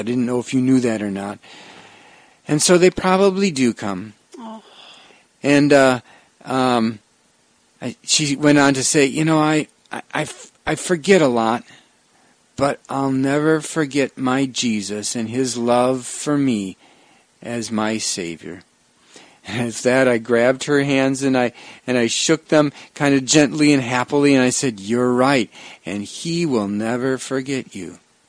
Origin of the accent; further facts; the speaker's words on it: Wisconsin, United States; "Well, I grew up in Wisconsin."